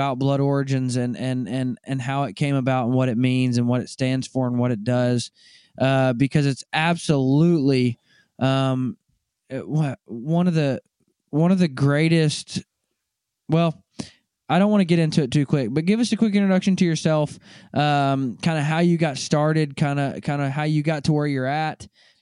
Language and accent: English; Arkansas, United States; I'm from Arkansas